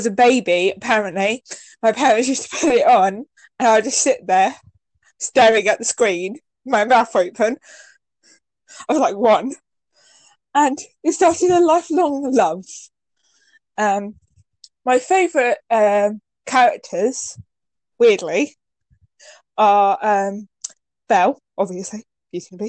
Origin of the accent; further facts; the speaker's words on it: England, United Kingdom; I'm English, so from England.